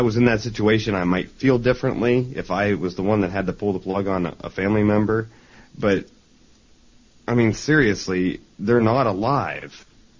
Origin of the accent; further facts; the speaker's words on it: Ohio, United States; we're from Ohio